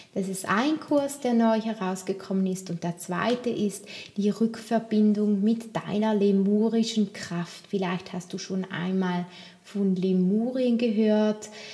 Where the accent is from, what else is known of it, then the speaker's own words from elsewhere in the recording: Toggenburg, St. Gallen, Switzerland; bei mir im Raum, wo ich auch aufgewachsen bin in Tockenburg, wo ich herkomme